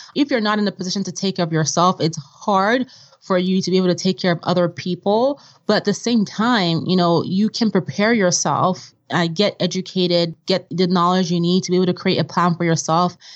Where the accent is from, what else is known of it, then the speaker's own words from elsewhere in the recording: Vienna, Austria; also born or lived in Nigeria; now in United States; growing up in Vienna and in Nigeria